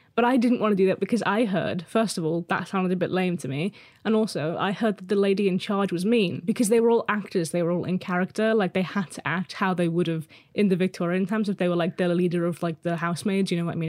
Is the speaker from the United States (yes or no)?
no; Liverpool, North West England, United Kingdom; moved away; I'm originally from Liverpool, and we moved back 'cause I love it here.